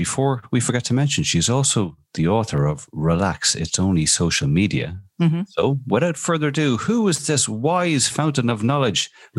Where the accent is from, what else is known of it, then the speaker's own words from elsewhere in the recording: Dublin, Leinster, Ireland; Well, I am from Clontarf, you know, it's like Beamer, you know.